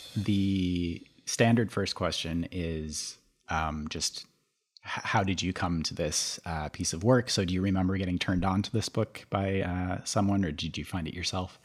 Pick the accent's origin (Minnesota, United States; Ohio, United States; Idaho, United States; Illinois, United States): Minnesota, United States; Minneapolis–Saint Paul; moved away; I grew up in the Twin Cities